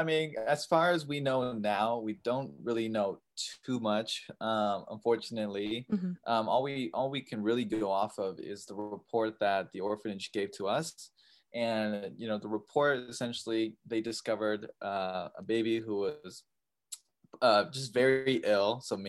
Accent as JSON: {"language": "English", "town": "Seattle", "region": "Washington", "country": "United States", "tie": "born or raised there", "also_born_or_lived": "Taiyuan, China", "said": "as you heard. I'm adopted from China. I was adopted at just 6 years old. And I believe the province was, I'm going to butcher the name, but Taiyuan Shanxi. And I was adopted to a loving family in Seattle"}